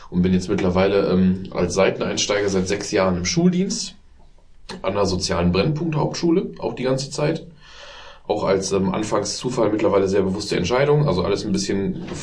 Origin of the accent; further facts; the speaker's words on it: Düsseldorf, North Rhine-Westphalia, Germany; Ich fühle mich auch definitiv jetzt so gesehen eher als, äh, als, als Düsseldorfer oder sowas oder als nordrhein westfalen oder sowas in dem Sinne